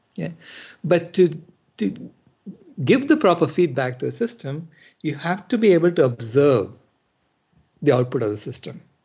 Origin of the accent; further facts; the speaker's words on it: India; now in United States; I was born in India and I'm here in the U S